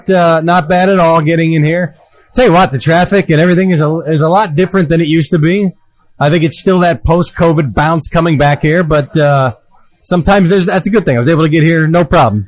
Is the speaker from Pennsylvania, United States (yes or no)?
yes; Philadelphia, Pennsylvania, United States; moved away as an adult; now in New Jersey, United States; I didn't grow up here. I grew up in Philly. So I came up here in 2004.